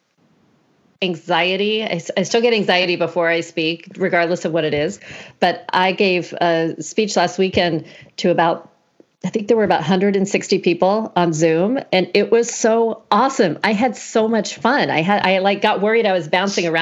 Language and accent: English; the South, United States; moved away; also born or lived in Florida / Georgia; I grew up in the South. So Florida and Georgia.